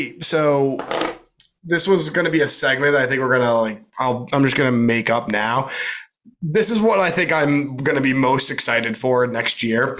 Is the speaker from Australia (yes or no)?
no; Canada; Canada, it's like my home country.